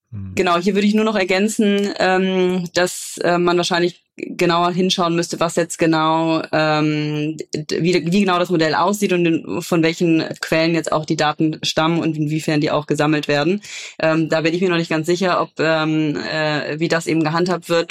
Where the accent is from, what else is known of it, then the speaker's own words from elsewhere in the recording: Cologne, North Rhine-Westphalia, Germany; ich bin ja Kölnerin